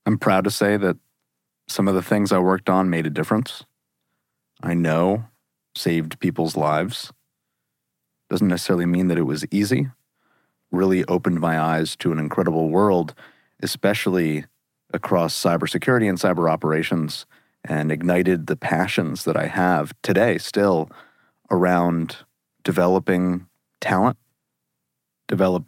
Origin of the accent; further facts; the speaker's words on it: New Jersey, United States; When I was in late elementary school, growing up in New Jersey